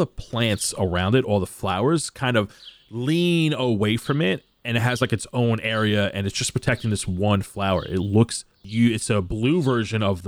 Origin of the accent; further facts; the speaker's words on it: New York City, New York, United States; I'm a Gindaloo from Brooklyn.